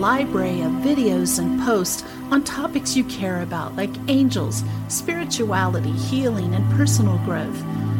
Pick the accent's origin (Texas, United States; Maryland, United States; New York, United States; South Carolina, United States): Maryland, United States; Frederick; I grew up in Frederick, Maryland, which is even more of an outskirt of Washington, D.C. than it was when I grew up there.